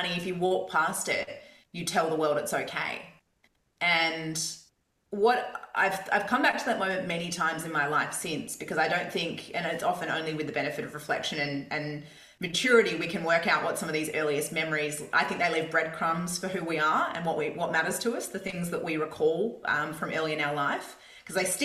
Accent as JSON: {"language": "English", "town": "Perth", "region": "Western Australia", "country": "Australia", "tie": "born or raised there", "said": "in Perth, where I grew up in Scarborough"}